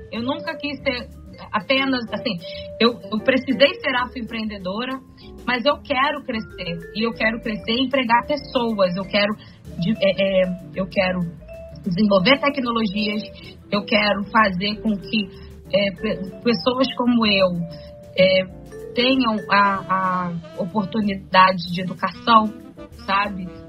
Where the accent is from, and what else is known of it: Manaus, Amazonas, Brazil; now in Rio de Janeiro, Brazil